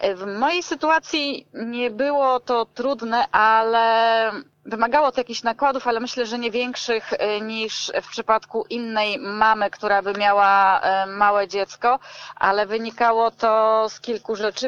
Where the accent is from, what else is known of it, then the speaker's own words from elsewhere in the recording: Gdańsk, Pomeranian Voivodeship, Poland; jestem z Gdańska i robiłam te warsztaty tutaj w Gdańsku